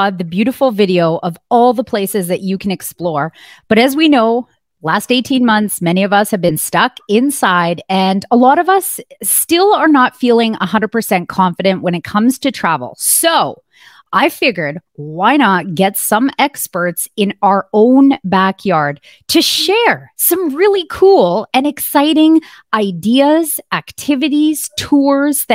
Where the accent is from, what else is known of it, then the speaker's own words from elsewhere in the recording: Alberta, Canada; my hometown province of Alberta